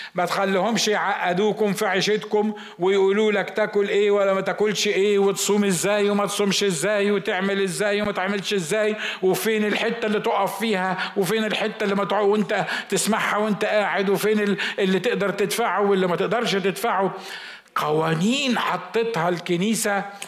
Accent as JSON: {"language": "Arabic", "country": "Egypt", "said": "عندنا في مصر"}